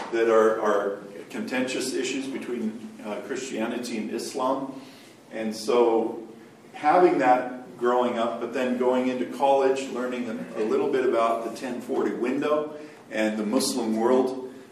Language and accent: English; Côte d’Ivoire; But I was born in Cote d'Ivoire and raised there.